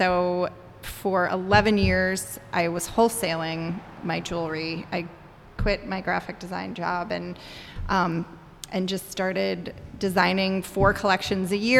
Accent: Atlanta, Georgia, United States; moved away as an adult; also born or lived in Miami, Florida / Washington, District of Columbia, United States; now in Chicago, United States; I grew up in the South in Atlanta, Miami in Atlanta, and moved to Chicago in 2000 for a job

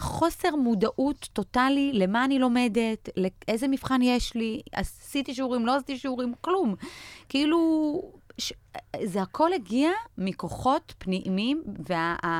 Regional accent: Israel; also born or lived in Belarus; עלינו מבלארוס בשנת 89 לארץ, אז חוויתי את כל קשיי הקליטה והעלייה האפשריים

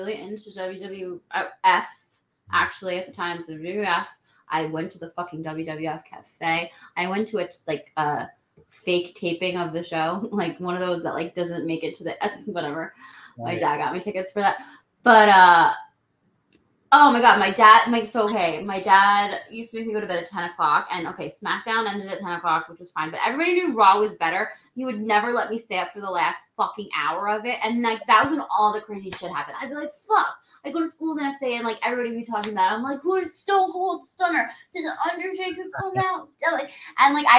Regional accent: New York City, New York, United States; I grew up in the Bronx

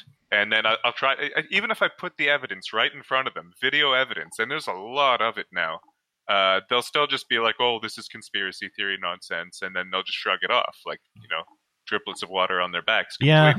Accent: Canada; I'm Canadian.

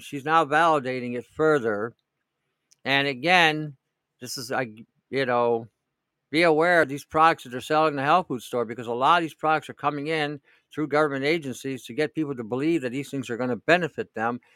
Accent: Detroit, Michigan, United States; now in New York, United States; where I grew up in Detroit

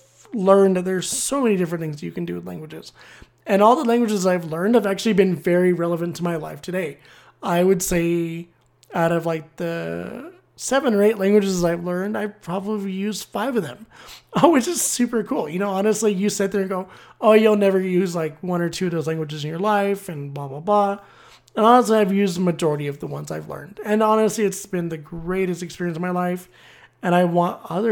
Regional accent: United States; being an American

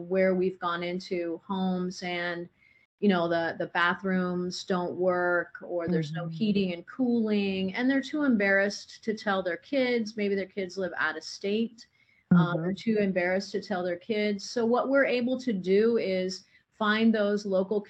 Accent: Indiana, United States; now in Arizona, United States; I grew up on a farm in Indiana

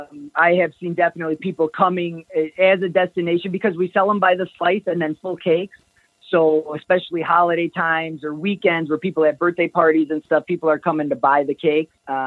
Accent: Kenosha, Wisconsin, United States; I'm going to buy a t-shirt because I'm from Kenosha and I love Lou Perini's, or because my city is represented.

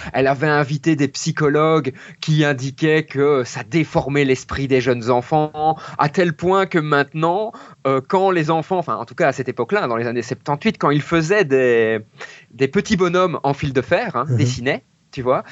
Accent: Mons, Wallonia, Belgium; je viens de Belgique

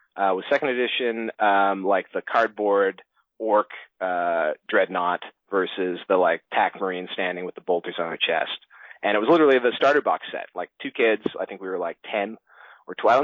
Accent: Toronto, Ontario, Canada; I've come from Toronto, Canada. That's where I uh, that's where I grew up and was raised

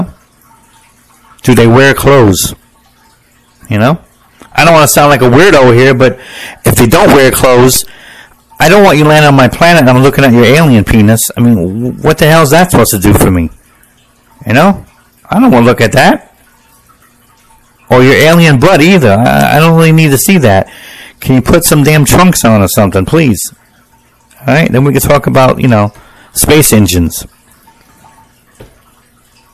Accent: United States; I'm an American

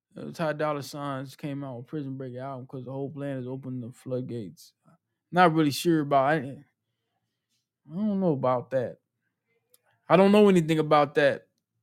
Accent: Ghana; I'm from Ghana.

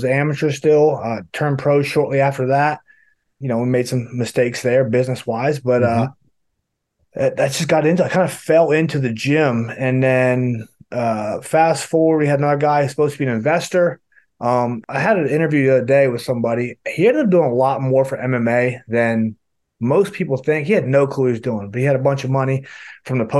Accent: western North Carolina, United States; I'm from West North Carolina, and football is big here. I played football from the time I started. When I moved here, I was 5 years old

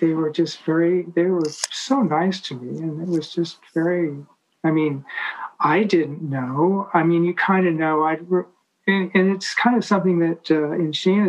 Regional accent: Atherton, California, United States; also born or lived in Palo Alto / Switzerland / Paris; But I grew up in Atherton.

